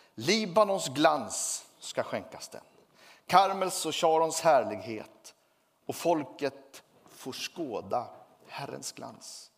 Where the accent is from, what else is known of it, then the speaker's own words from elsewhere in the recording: Sweden; Jag tillhör Sverige, jag är glad för det